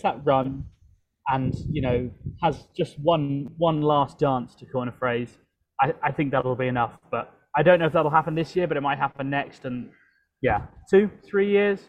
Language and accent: English; London, United Kingdom; moved away; my hometown of London